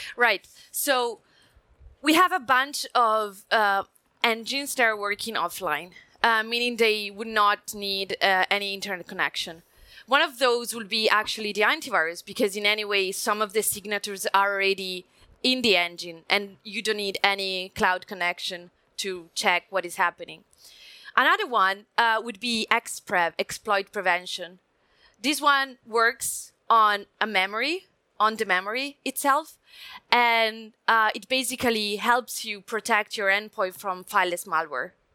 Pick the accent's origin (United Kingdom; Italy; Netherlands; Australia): Italy; English is a second language; I'm Italian, come from Italy, so you may notice prime from my accent